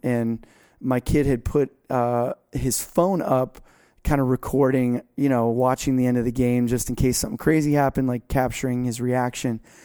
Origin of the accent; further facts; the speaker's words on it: South Florida, United States; I'm from South Florida and never grew out